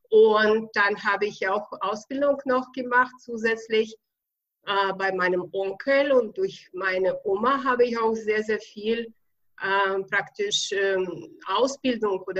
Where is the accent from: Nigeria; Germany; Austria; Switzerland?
Germany; Bavaria; accent: Bavarian; bin seit 28 Jahren hier in Deutschland in Bayern. Deswegen kommt ja auch dazu ein bisschen mein bayerischer Akzent, aber da muss man einfach durch.